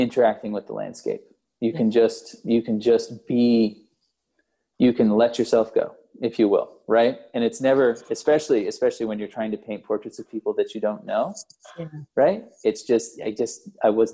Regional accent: the East, United States; growing up in the East

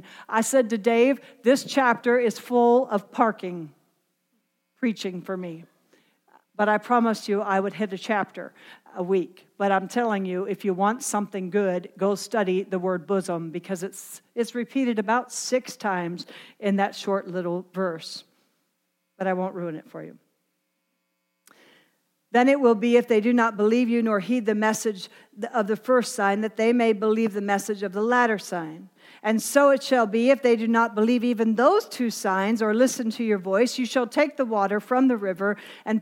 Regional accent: Pennsylvania, United States; accent: Pennsylvania Dutch; moved away; I'm from Pennsylvania. We speak Pennsylvania Dutch. I'm telling you, my Dutch is about as thick as it comes

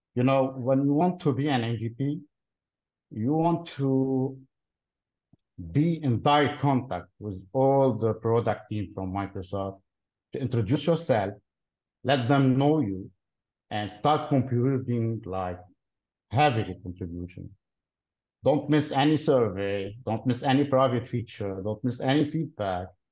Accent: Lebanon; originally I'm from Lebanon, but I work for a company headquartered in Dallas, Texas

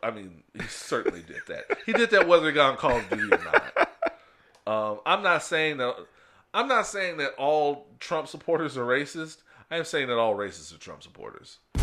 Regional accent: United States; we are American

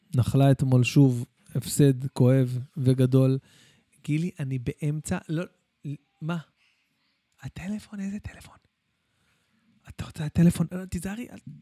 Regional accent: Bat Yam, Tel Aviv District, Israel; also born or lived in Jerusalem; אני אה, גדלתי בירושלים והגעתי לבת ים בגיל שבע

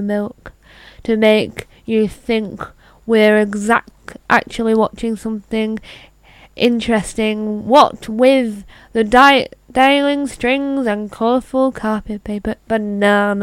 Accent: United Kingdom; I am British

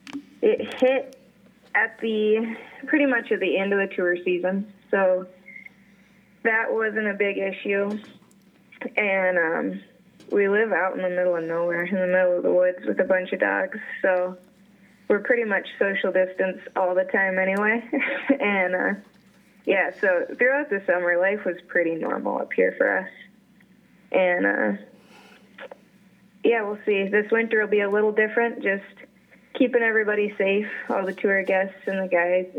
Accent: Newark, Ohio, United States; I was born and raised in Central Ohio, over in Newark

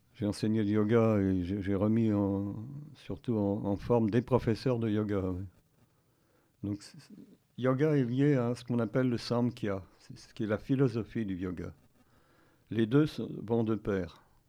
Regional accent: Paris, Île-de-France, France; je suis né à Paris, et j'ai fait mes études à Paris, euh, au lycée Michelet

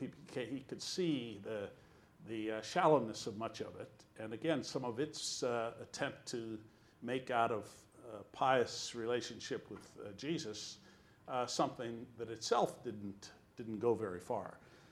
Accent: Colorado, United States; born there; I was born in Colorado when my parents were doing home mission work out there

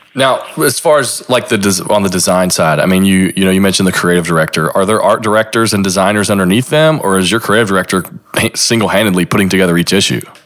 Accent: Lexington, Kentucky, United States; I'm from Lexington

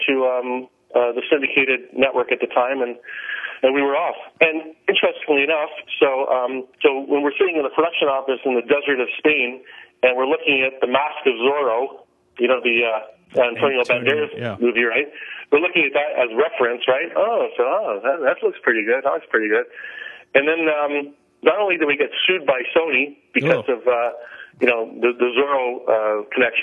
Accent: Canada; I'm a Canadian

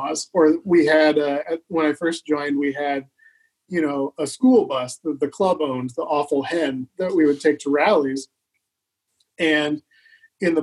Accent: the Midwest, Kansas, United States; moved away as an adult; also born or lived in Elkhart, Indiana / Seattle, Washington; now in Minneapolis, United States; I grew up in the Midwest and I lived in Seattle and I had a fantastic time in Seattle, but I kind of missed, I missed, you know, the Midwest. I missed where I grew up

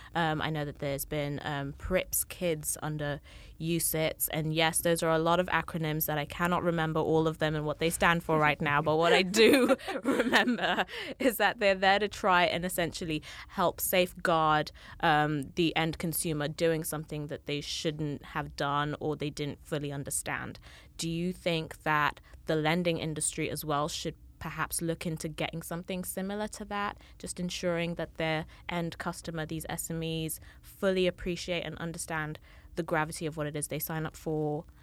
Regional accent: Kenya; moved away; I'm from Kenya originally

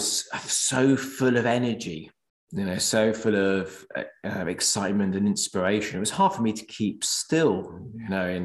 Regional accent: Norwich, East of England, United Kingdom; was brought up in Norwich, which is in Norfolk

